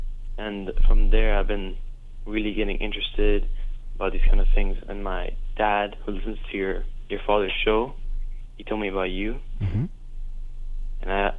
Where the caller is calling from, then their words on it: Dubai, United Arab Emirates; I'm calling from Dubai.